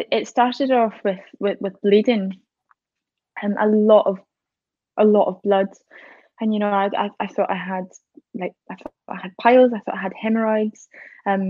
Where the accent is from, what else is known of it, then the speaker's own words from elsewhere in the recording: Scotland, United Kingdom; now in High Wycombe, United Kingdom; I'm originally from Scotland, but living down in High Wycombe at the minute